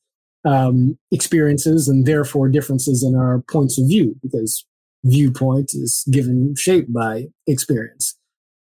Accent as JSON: {"language": "English", "town": "Culver City", "region": "California", "country": "United States", "tie": "born or raised there", "also_born_or_lived": "Los Angeles", "said": "I grew up in Culver City, California"}